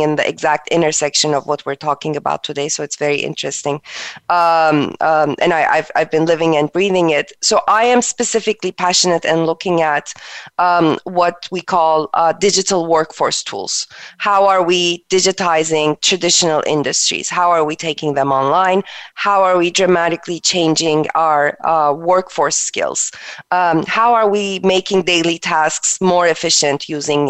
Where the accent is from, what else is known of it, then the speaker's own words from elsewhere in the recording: Turkey; moved away as an adult; also born or lived in East Coast, United States; now in United States; I am originally from Turkey. I moved to United States in early 2000 for college.